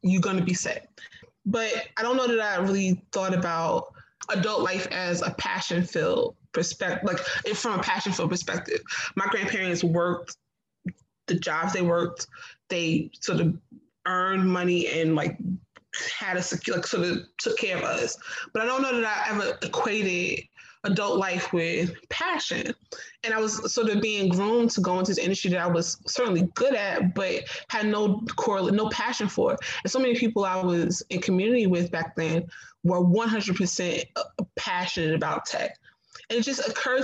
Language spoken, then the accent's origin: English; North New Jersey, United States; moved away as an adult; also born or lived in Providence; now in Charleston, United States; I grew up in North New Jersey.